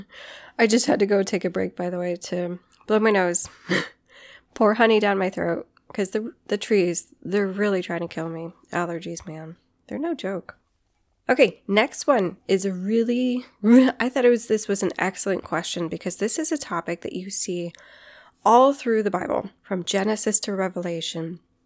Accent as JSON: {"language": "English", "country": "Guam", "tie": "born or raised there", "said": "Growing up on Guam, doing hikes on Guam"}